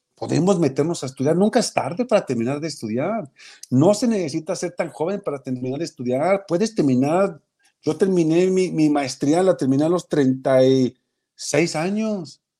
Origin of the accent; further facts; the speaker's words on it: Mexico; porque yo tengo dignidad como mexicano